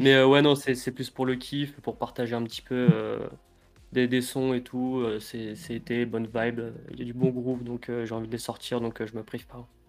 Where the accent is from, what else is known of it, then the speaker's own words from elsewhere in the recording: Paris suburbs, Yvelines, Île-de-France, France; moi, c'est euh, banlieue parisienne dans le 78